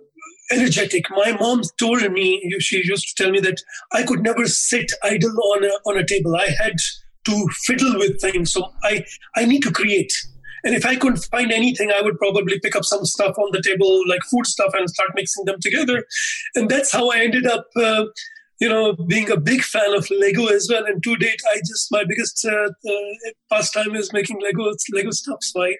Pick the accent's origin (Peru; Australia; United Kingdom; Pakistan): Pakistan; Islamabad, Islamabad Capital Territory; moved away as an adult; also born or lived in Russia; I'm originally from Pakistan. I was born and brought up. I belong to the capital city of Islamabad, which was named in 2010 as the third most beautiful capital of the world.